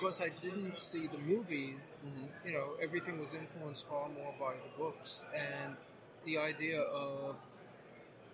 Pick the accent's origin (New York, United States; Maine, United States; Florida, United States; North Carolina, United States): New York, United States; I grew up in New York